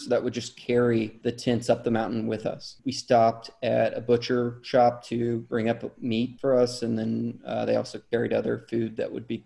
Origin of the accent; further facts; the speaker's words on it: Missouri, United States; I grew up in Missouri